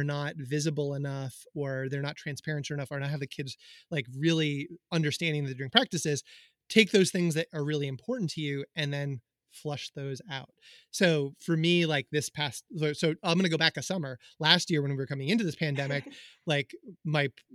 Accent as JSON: {"language": "English", "town": "Hendersonville", "region": "North Carolina", "country": "United States", "tie": "born or raised there", "moved": "yes", "said": "I grew up in Hendersonville"}